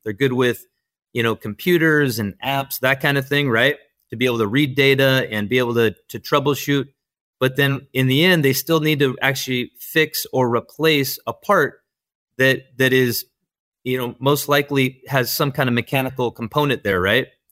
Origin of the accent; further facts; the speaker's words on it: Yorba Linda, California, United States; I'm from Orange County, I'm from Yorba-Linda, California